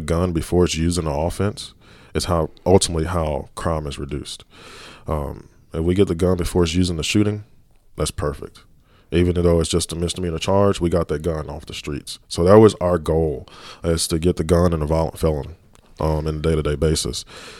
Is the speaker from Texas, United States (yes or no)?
yes; Dallas, Texas, United States; Growing up in Dallas, been a Dallas police officer, the way to reduce violent crime is through proactive policing and community policing on a day-to-day basis.